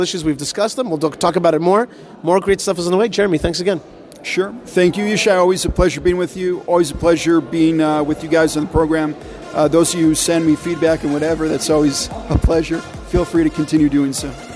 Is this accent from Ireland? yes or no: yes; Dublin, Leinster, Ireland; I'm from Dublin, Ireland. And I'm here uh, volunteering in the land of Israel